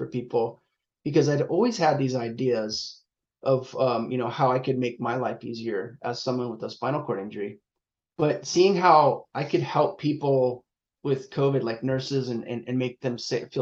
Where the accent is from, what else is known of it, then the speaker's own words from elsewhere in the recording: Long Beach, California, United States; So I'm based in Southern California. I'm in around the Long Beach area, Los Angeles. So I've pretty much lived here my whole life. But yeah, I'm a SoCal kid